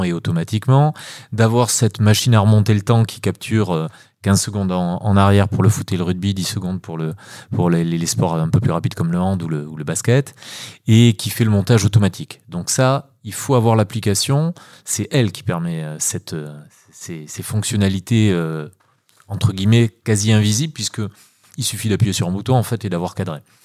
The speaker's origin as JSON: {"language": "French", "region": "Nouvelle-Aquitaine", "country": "France", "tie": "born or raised there", "also_born_or_lived": "Paris / Germany", "moved": "as an adult", "said": "de retour sur, sur ma ville natale depuis, depuis maintenant 5 euh, ans, 6 ans presque"}